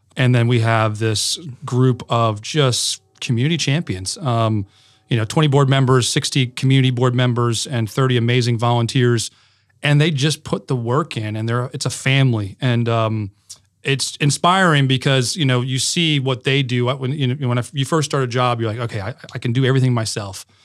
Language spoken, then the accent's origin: English; Connecticut, United States; moved away; I grew up in Connecticut